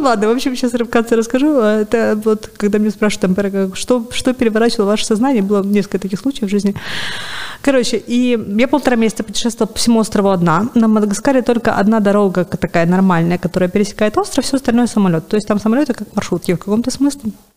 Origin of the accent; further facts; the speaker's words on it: Sevastopol, Crimea, Ukraine; moved away as an adult; я сама из Севастополя